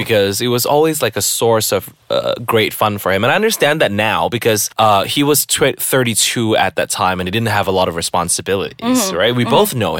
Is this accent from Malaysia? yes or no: yes; Malaysia; washes away the shame and the guilt of all the abuse that you know, as a Malaysian kid, everybody has suffered.